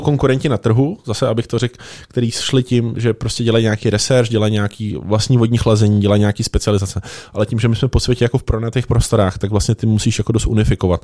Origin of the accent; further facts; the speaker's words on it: Liberec, Liberec Region, Czechia; já jsem z Liberce